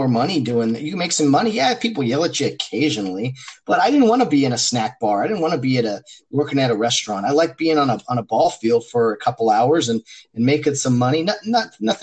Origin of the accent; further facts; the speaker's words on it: Glendora, California, United States; the area that I grew up in Glendora, California